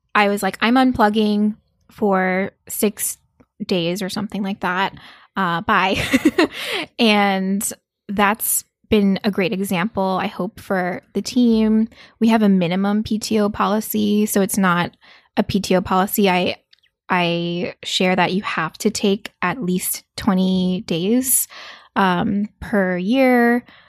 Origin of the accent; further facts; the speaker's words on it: South Korea; moved away; also born or lived in New York; I grew up in South Korea, um, as a child